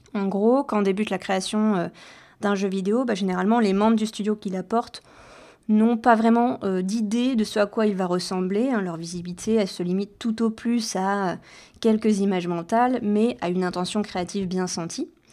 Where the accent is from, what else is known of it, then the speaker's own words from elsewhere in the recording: Rennes, Brittany, France; moved away as an adult; also born or lived in Caen; je suis originaire de Bretagne et après le lycée, donc, euh, je me suis expatriée euh, de Rennes, ma ville natale